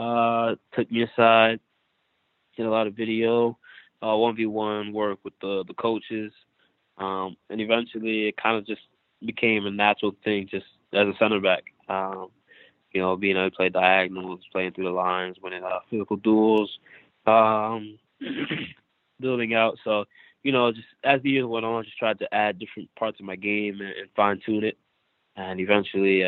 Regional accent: Northern Delaware, United States; also born or lived in The Bronx, New York; I was born in the Bronx. I lived there for most of my childhood, and then moved to Delaware when I was about seven. And been living in Northern Delaware since

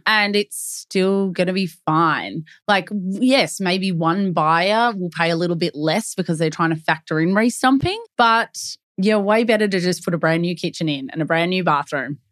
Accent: Melbourne, Victoria, Australia; Born and bred in Melbourne, we live and breathe property

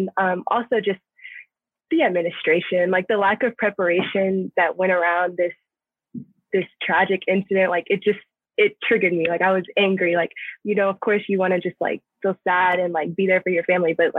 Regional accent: Houston, Texas, United States; moved away as an adult; now in Ithaca, United States; I'm originally from Houston, Texas. Now I'm in Ithaca

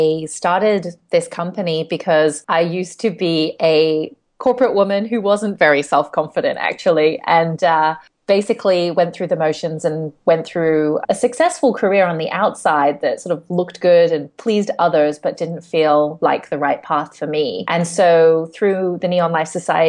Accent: Hong Kong; I'm from Hong Kong, and I live here now as well.

